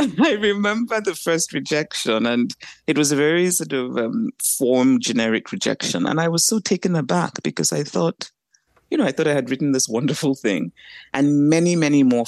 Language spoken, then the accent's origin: English; Nigeria; I grew up in Nigeria, grew up on a university campus